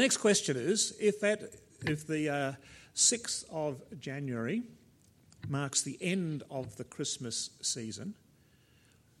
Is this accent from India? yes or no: no; South Australia, Australia; being South Australian